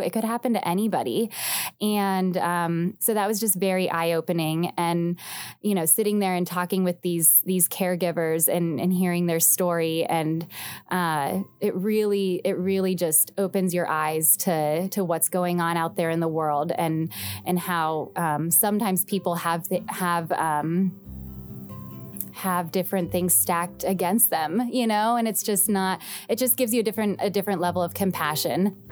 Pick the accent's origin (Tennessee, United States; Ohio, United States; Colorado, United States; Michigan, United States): Ohio, United States; Youngstown; now in Cincinnati, United States; I'm from the Youngstown area originally